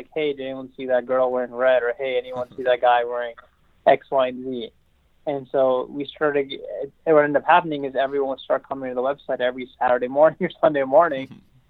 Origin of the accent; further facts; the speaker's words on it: Silver Spring, Maryland, United States; I grew up in Silver Spring, Maryland, in a small town called Burnsville.